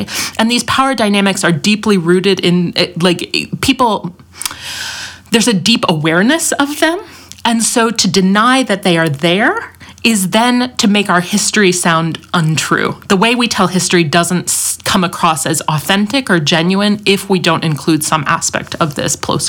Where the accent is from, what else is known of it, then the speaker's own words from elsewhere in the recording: United States; as an American